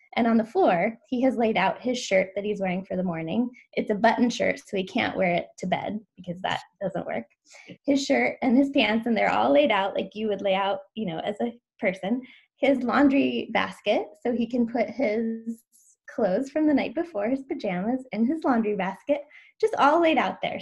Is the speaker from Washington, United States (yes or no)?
yes; Washington, United States; now in Oregon, United States; I grew up in Washington